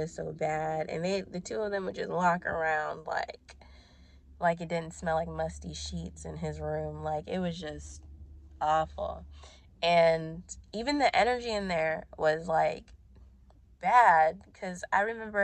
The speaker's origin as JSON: {"language": "English", "town": "Ashburn", "region": "Virginia", "country": "United States", "also_born_or_lived": "Brandon, Florida", "moved": "yes", "said": "I moved from Brandon, Florida to Ashburn, Virginia. Like, that breakup took me back home."}